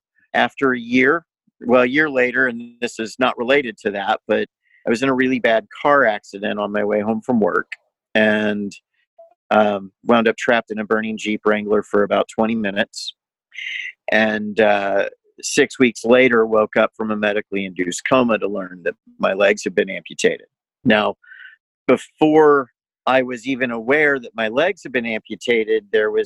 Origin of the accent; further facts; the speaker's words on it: Indianapolis, Indiana, United States; I grew up here in Indianapolis, 4 blocks away from the woman who would become my wife